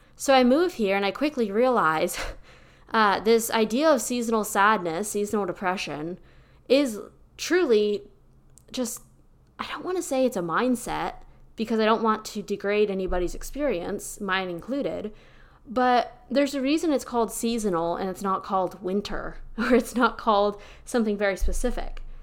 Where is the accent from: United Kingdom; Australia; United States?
United States; Pennsylvania; now in Austin, United States; I'm originally from Pennsylvania, where we have an actual, like, Hallmark movie worthy fall experience